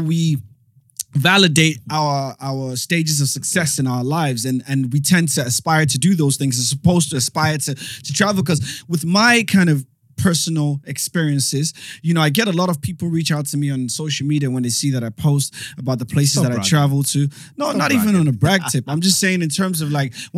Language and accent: English; England, United Kingdom; I'm from England.